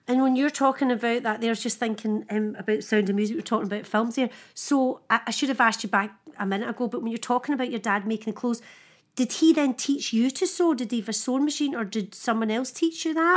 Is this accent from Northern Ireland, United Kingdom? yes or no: no; Scotland, United Kingdom; accent: Scottish